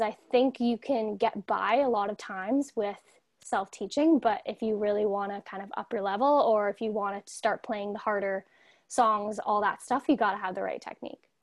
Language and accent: English; Toronto, Ontario, Canada; I'm from Toronto, Ontario, so I'm from Canada over here